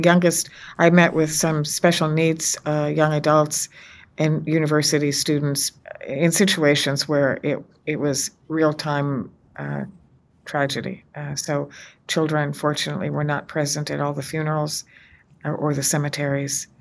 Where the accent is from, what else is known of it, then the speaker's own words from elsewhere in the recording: United States; as an American, as a woman of faith